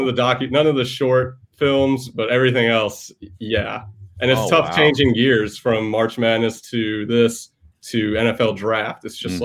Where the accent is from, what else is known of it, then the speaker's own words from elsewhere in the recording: Atlanta, Georgia, United States; also born or lived in Farmingdale, Long Island, New York / Charlotte, North Carolina; now in Fort Lauderdale, United States; I was born in New York, raised in Atlanta.